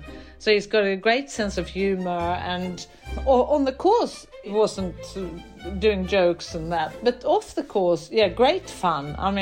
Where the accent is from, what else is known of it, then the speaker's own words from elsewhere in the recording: Sweden; moved away; I came from Sweden.